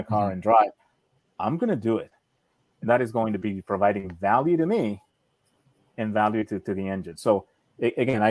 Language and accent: English; Argentina; I was born in Argentina